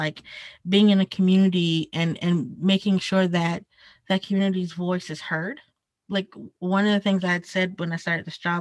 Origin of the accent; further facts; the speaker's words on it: South Carolina, United States; moved away as an adult; now in Atlanta, United States; Where I grew up in South Carolina was rural